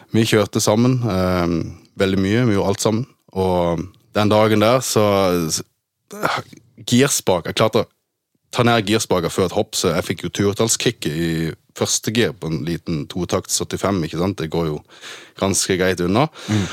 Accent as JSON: {"language": "Norwegian", "country": "Norway", "tie": "born or raised there", "also_born_or_lived": "Germany", "said": "vi flytta til Norge i 1998. Da var jeg tre år gammel"}